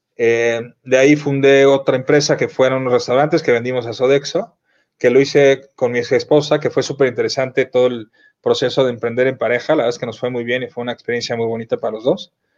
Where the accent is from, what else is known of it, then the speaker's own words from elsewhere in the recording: Mexico; moved away as an adult; also born or lived in Miami; los que nos fuimos de México